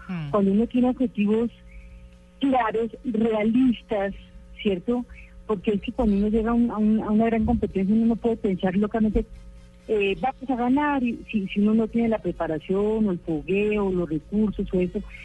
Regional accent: Colombia; nosotros tenemos o hemos o habíamos tenido colombianos

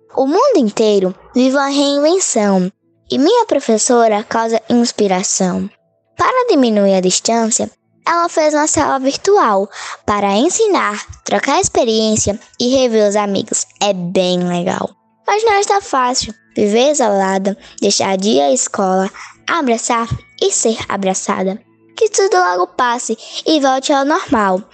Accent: Coruripe, Alagoas, Brazil; Sou de Coruripe Lagoas, um lugar lindo de belas paisagens naturais

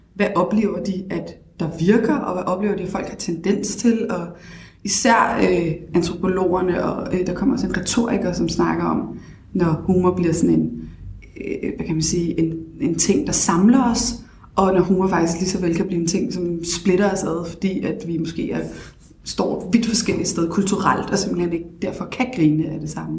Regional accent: Copenhagen, Capital Region of Denmark, Denmark; also born or lived in Bagsværd; Født og opvokset på Stenbroen, Nørrebro. Boet lidt af mit liv også i Bagsvær

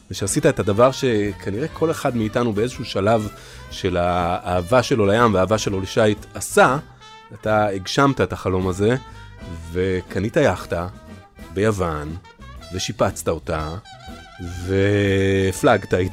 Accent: Caracas, Capital District, Venezuela; Hebrew is a second language; now in Israel; אני נולדתי בקרקס ובוונצואלה.

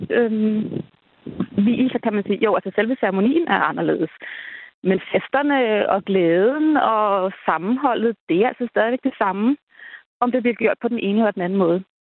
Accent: Denmark; vi er danskere, og vores kirke, det er den, der har været her i flere hundrede år

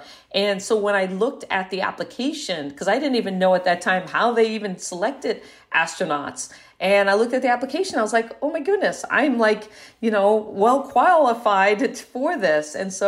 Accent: Guam; born there; I was born on Guam as a result of my dad working at the NASA tracking station there during the Apollo missions.

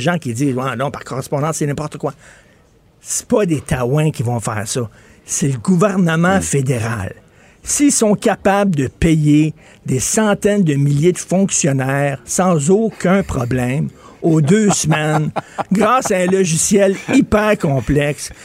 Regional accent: Montreal, Quebec, Canada; je viens de Verdun

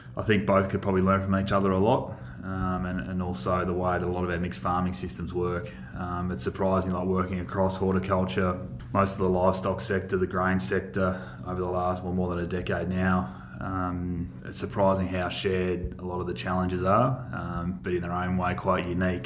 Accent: Euston, New South Wales, Australia; I was born and raised in the Mallee, sort of down around Euston.

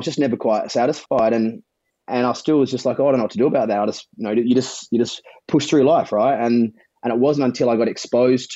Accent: Adelaide, South Australia, Australia; accent: South Australian; also born or lived in Sydney; now in Byron Bay, Australia; I was in Sydney for 10 years prior to this, but I was born in Adelaide.

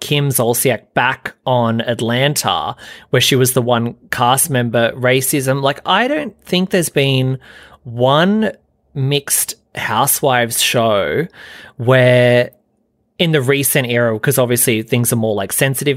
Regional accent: New South Wales, Australia; now in Sydney, Australia; I'm Australian

